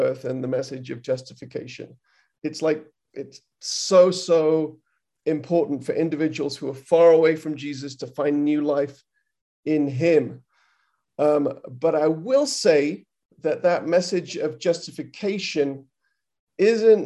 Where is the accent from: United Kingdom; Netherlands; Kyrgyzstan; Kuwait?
United Kingdom; now in United States; I'm British, I'm in America